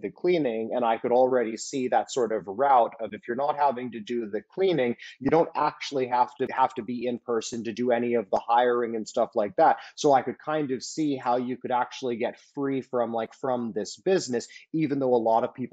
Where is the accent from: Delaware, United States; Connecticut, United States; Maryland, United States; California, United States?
California, United States; Silicon Valley; I grew up in Silicon Valley